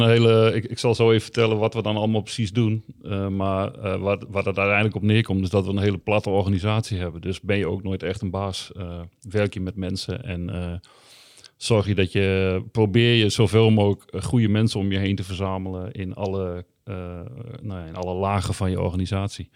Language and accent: Dutch; Groningen, Netherlands; ik kom uit de Indische buurt